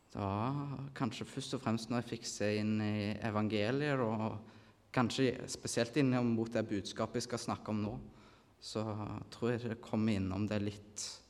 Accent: Nærbø, Rogaland, Norway; moved away as an adult; now in Kristiansand, Norway; jeg kommer fra Nærbø, da, på Jæren.

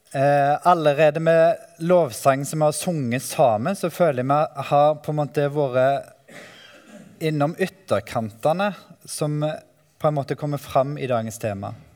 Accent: Ølensvåg, Rogaland, Norway; also born or lived in Oslo; now in Grimstad, Norway; Jeg eh, bor i Grimstad, men er fra Vestlandet, Ølensvåg

